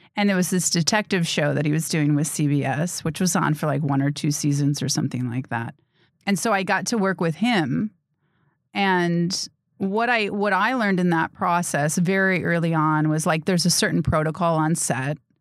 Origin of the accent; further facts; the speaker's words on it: Grafton, Wisconsin, United States; moved away as an adult; also born or lived in Cedarburg, Wisconsin / Bayside, Wisconsin; now in Los Angeles, United States; I was born and raised in Wisconsin. I grew up in Grafton, Cedarburg